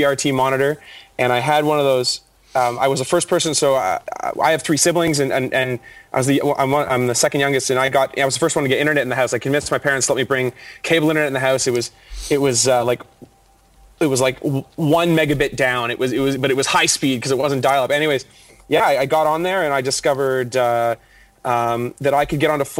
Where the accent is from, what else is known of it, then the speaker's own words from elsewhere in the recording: Toronto, Ontario, Canada; I am born and bred Toronto